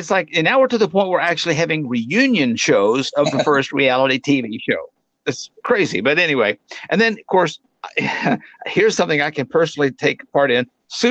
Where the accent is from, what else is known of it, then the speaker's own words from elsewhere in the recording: Arkansas, United States; And let me tell you, growing up in Arkansas, everything tastes better with gravy.